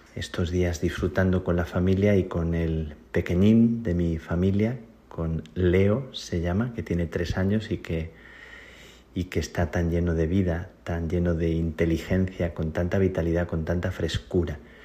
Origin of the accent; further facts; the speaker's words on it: Spain; now in Rome, Italy; la gente en mi tierra, en España